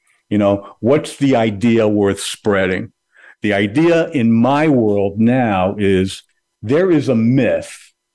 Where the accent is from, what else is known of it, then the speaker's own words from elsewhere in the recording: Canada; now in New Jersey, United States; I'm Canadian, so my family's in Canada